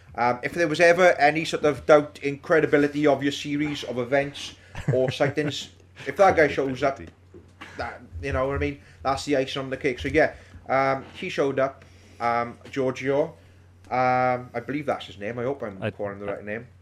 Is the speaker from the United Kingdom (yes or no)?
yes; Wales, United Kingdom; We are all based in and around the South Wales valleys.